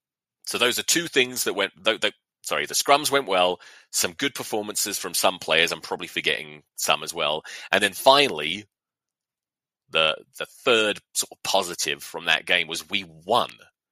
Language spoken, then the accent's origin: English; England, United Kingdom; most of us as English fans are like, well, not too bad considering.